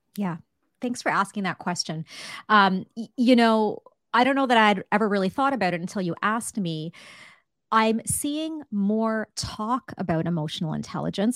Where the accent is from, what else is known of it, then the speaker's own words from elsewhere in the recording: Canada; I'm Canadian